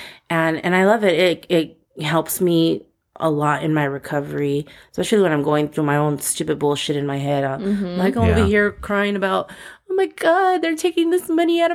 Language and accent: English; Altadena, California, United States; also born or lived in Pasadena; I was born in Pasadena, but I grew up in Altadena.